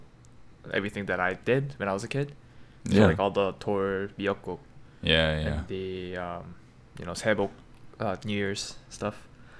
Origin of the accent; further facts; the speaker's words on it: Canada; we grew up in Canada and it wasn't like that for us, right?